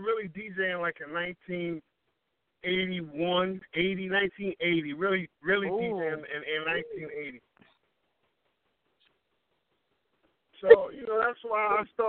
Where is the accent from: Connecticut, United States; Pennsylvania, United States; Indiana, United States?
Connecticut, United States; New Haven; Born and raised in New Haven, Connecticut